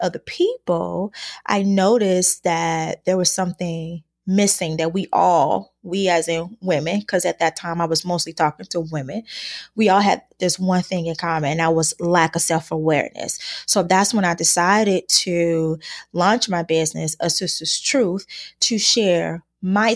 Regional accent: Chicago, Illinois, United States; I was born and raised in Chicago, Illinois

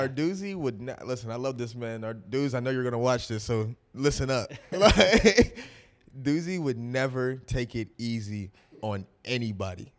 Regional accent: Pittsburgh, Pennsylvania, United States; we're all Pittsburgh people

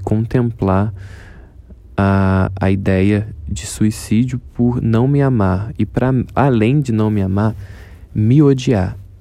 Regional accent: Rio de Janeiro, Brazil; um jovem de 24 anos, morador da Zona Oeste do Rio de Janeiro

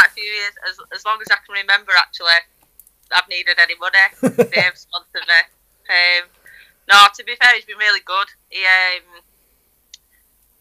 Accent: Lancashire, North West England, United Kingdom; also born or lived in Rochdale; I'm not originally from Yorkshire. Lancashire born and bred.

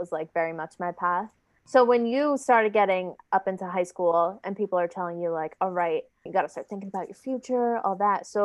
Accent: New York, United States; I'm from New York

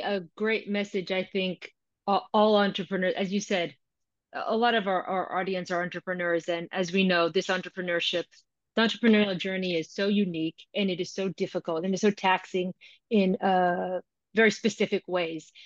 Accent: United States; now in London, United Kingdom; I'm American, I'm based in London, but I'm American

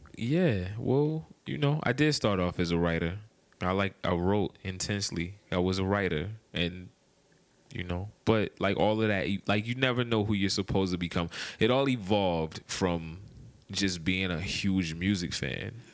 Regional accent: Maryland, United States; moved away as an adult; also born or lived in Washington, D.C.; now in Atlanta, United States; I'm from Maryland

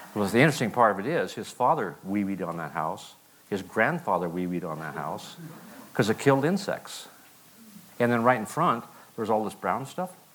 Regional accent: Plains, Montana, United States; also born or lived in Missoula, Montana; I was raised in Montana, a little town called Plains.

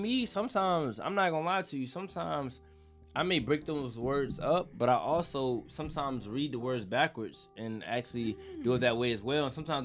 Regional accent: Jamaica; now in United States; I'm originally from Jamaica

